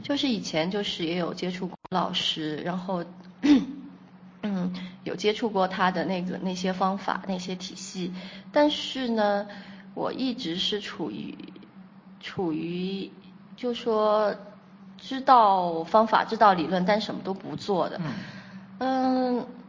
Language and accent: Chinese; Kunming, Yunnan, China; 我来自云南昆明